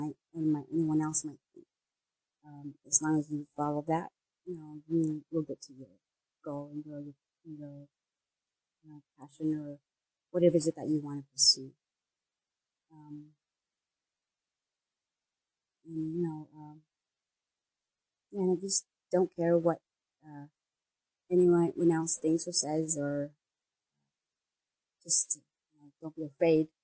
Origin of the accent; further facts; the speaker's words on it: California, United States; also born or lived in San Francisco; in my home state